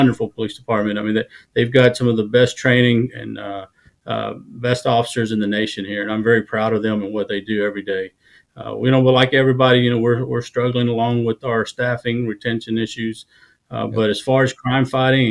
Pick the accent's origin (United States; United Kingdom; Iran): United States; Maypearl, Texas; moved away as an adult; also born or lived in Dallas, Texas; now in Victoria, United States; Maypearl, very small town